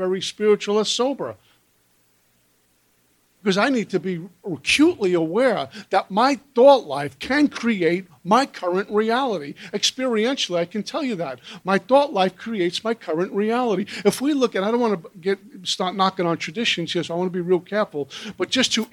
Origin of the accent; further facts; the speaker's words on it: New York City, New York, United States; also born or lived in Minnesota; Brooklyn, New York, where I'm born and raised